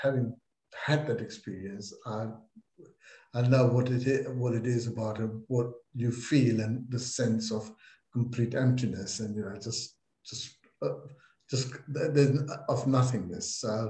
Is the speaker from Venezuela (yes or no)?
no; England, United Kingdom; Well, I'm an English Mason as well